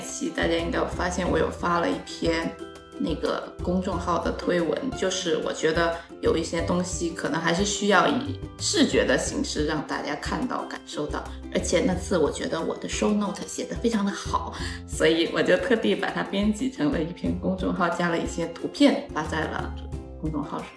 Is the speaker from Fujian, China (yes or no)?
no; Shantou, Guangdong, China; accent: Chaoshan-accented Mandarin; moved away; 我就是一个广东汕头人，我是一个潮汕人